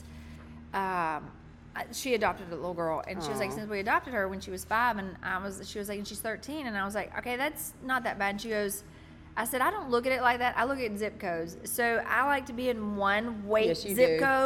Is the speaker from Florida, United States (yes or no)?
yes; Pensacola, Florida, United States; moved away as an adult; now in Tuscaloosa, United States; when people ask me where I'm from, I say Pensacola. Because that's where my, yeah, that's where I grew up